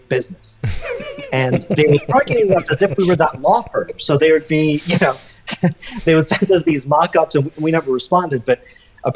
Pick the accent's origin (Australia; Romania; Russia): Russia; moved away; I'm from Russia